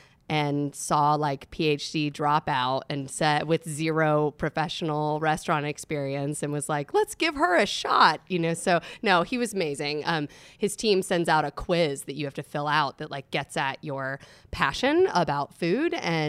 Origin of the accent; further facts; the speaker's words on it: northern New Jersey, United States; moved away as an adult; also born or lived in South Carolina; now in Asheville, United States; I was born in South Carolina, and then my father's job moved us up to New Jersey. So I grew up in northern New Jersey.